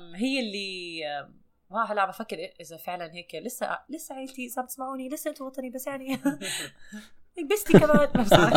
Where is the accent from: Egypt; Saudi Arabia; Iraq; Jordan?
Jordan; moved away as an adult; now in United States; انا ربيت بالاردن ونقلت على امريكا وانا عمري 24 سنه